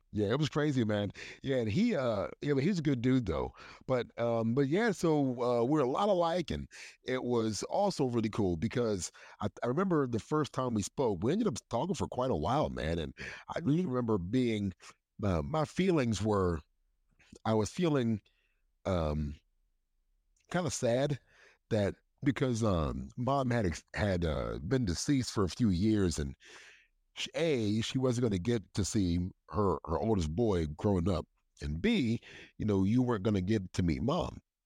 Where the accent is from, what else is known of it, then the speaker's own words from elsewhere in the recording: Hagerstown, Maryland, United States; I grew up in Hagerstown, Maryland.